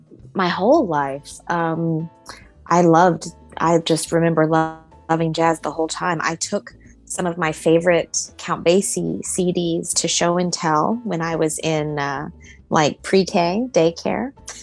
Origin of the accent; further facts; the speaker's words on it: Norman, Oklahoma, United States; also born or lived in Texas / Iowa / New York; I'm from Norman, Oklahoma, and I'm an only child.